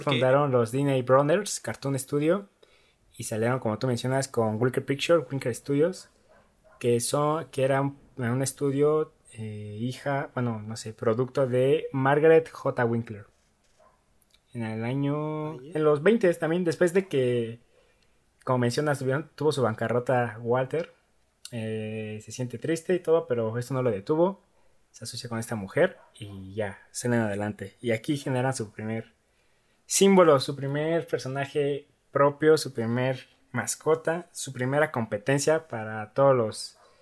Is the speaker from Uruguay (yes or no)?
no; Ecatepec, State of Mexico, Mexico; yo nací en Ecatepec, ahí en la eh, Jardín Santa Clara.